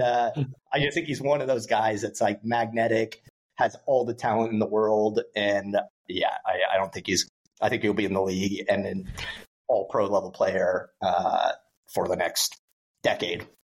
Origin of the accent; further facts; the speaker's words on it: Dallas, Texas, United States; moved away as an adult; now in Amsterdam, Netherlands; I'm from Dallas, Texas, but moved to Amsterdam about six years ago